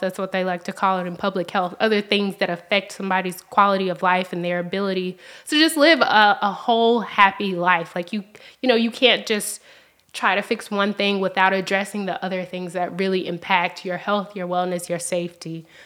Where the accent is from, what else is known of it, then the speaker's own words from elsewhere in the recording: Memphis, Tennessee, United States; also born or lived in Kentucky; I, I grew up in South Memphis.